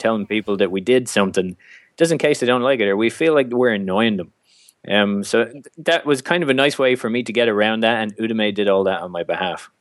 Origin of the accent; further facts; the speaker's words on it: Ireland; being Irish